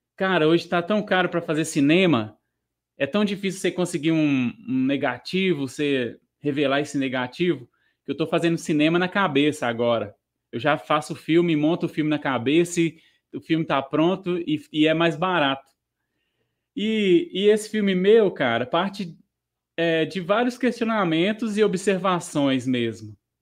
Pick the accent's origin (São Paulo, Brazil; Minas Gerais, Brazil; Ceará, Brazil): Minas Gerais, Brazil; na minha cidade natal